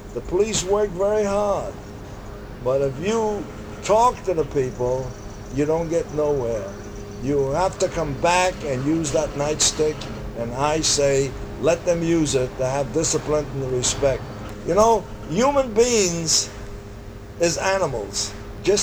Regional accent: New York, United States; also born or lived in Harlem; I was raised on the Lower East Side, and then I raised all through my life in Harlem

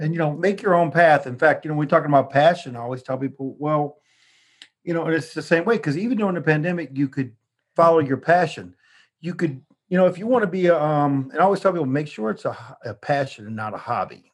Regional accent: New Orleans, Louisiana, United States; moved away; we're from New Orleans

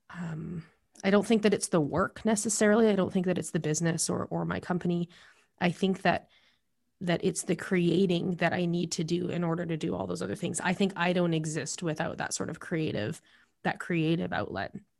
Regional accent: Alberta, Canada; moved away as an adult; also born or lived in Calgary / Lethbridge; now in British Columbia, Canada; I grew up in Alberta and in Calgary and Lethbridge, and I lived there for almost twenty-five years. And before I came here to B C

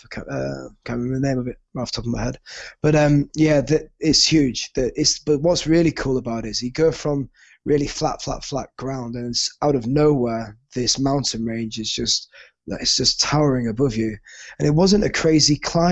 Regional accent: United Kingdom; moved away as an adult; as a Brit

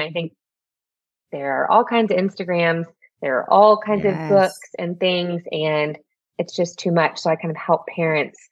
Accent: Houston, Texas, United States; moved away as an adult; now in Midland, United States; Born and raised in Houston

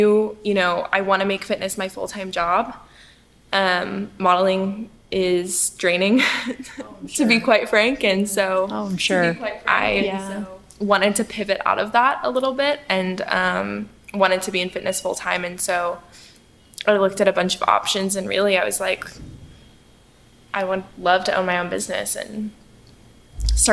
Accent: Midland, Texas, United States; now in Richardson, United States; I'm a Texas girl, but I grew up in Midland, Texas, so very far west

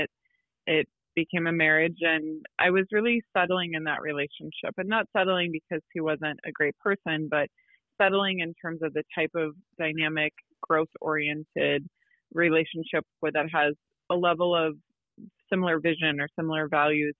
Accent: Midwest, United States; I'm from the Midwest as well

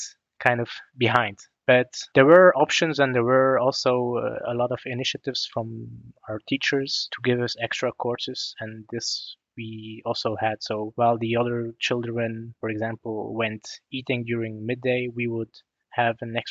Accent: West Flanders, Belgium; I grew up in West Flanders. It's the Flemish part of Belgium.

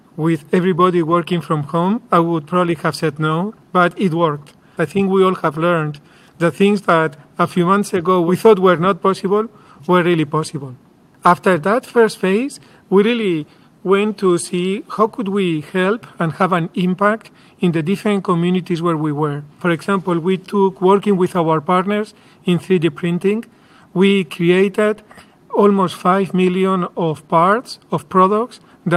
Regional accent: Madrid, Community of Madrid, Spain; moved away as an adult; also born or lived in San Diego; I am from Spain

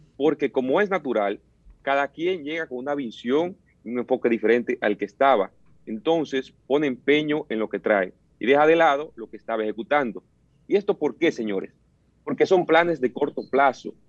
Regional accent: Dominican Republic; como joven dominicano, como político

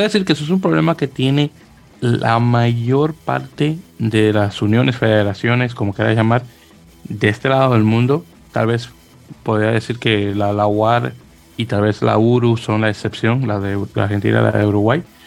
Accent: Dominican Republic; soy dominicano

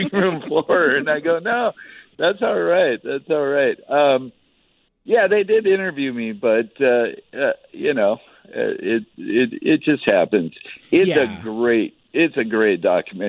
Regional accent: Northern Idaho, United States; moved away as an adult; now in Seattle, United States; I grew up in Northern Idaho

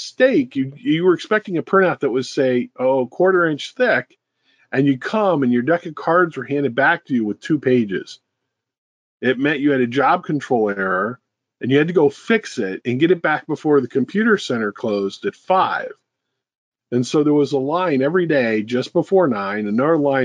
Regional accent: St. Louis, Missouri, United States; I was born in St. Louis, Missouri, in 1960

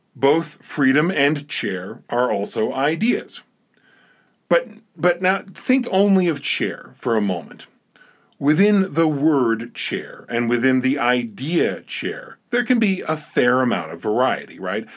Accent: New Jersey, United States; now in Montana, United States; I'm originally from New Jersey

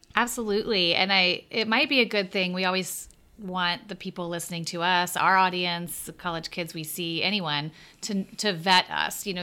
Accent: the South, United States; accent: Southern; moved away as an adult; I grew up in the South in a place where I felt like, oh, I'm a, you know, I'm a well-educated person with not really a strong accent.

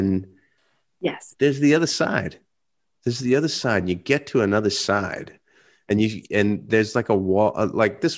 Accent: Stroudsburg, Pennsylvania, United States; why I love my hometown so much, why I love Stroudsburg so much

